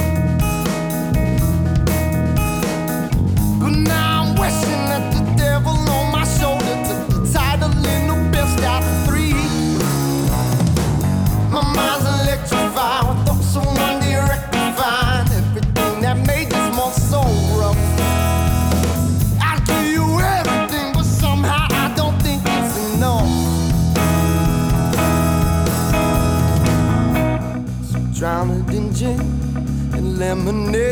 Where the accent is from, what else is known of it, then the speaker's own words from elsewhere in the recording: Schaumburg, Illinois, United States; moved away; also born or lived in Milwaukee; I'm from Schaumburg. Well, I go to school in Milwaukee